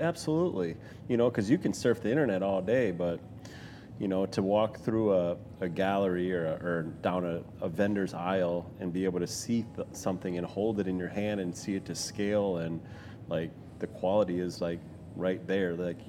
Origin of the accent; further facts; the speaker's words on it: Milwaukee, Wisconsin, United States; Milwaukee. So it's a Milwaukee auto auction.